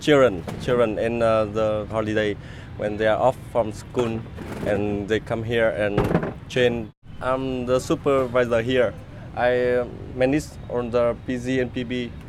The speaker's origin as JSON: {"language": "English", "region": "Haiphong", "country": "Vietnam", "tie": "born or raised there", "second_language": "English", "moved": "as an adult", "lives_now": "Hanoi, Vietnam", "said": "I'm from Hải Phòng."}